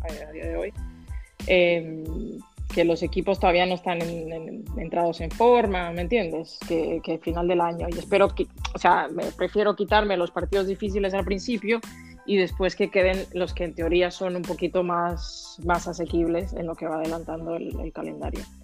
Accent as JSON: {"language": "Spanish", "country": "Dominican Republic", "said": "soy dominicana"}